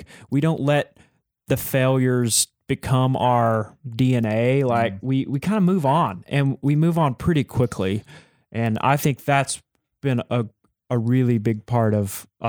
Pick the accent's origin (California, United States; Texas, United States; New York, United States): Texas, United States; because I am from Texas